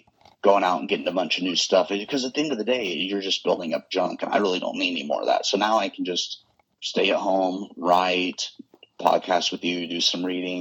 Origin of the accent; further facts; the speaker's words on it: Hillsboro, United States; my hometown theater here in Hillsboro